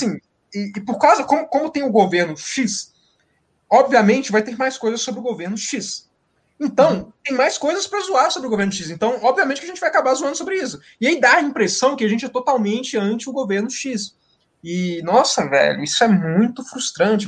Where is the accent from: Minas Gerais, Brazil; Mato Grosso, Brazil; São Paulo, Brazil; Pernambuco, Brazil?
Minas Gerais, Brazil; also born or lived in Viçosa; eu sou de Minas Gerais.